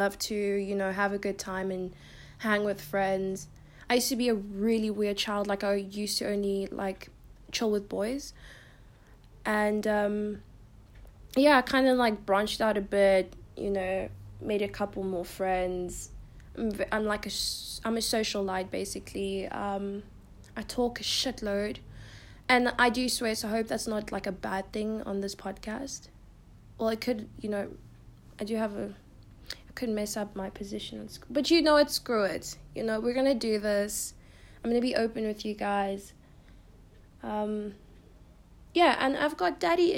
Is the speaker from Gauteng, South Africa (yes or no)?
yes; Pretoria, Gauteng, South Africa; I'm from South Africa. I live in Pretoria, Queenswood.